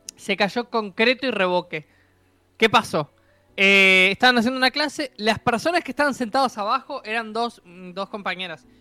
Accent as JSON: {"language": "Spanish", "country": "Uruguay", "said": "soy un uruguayo"}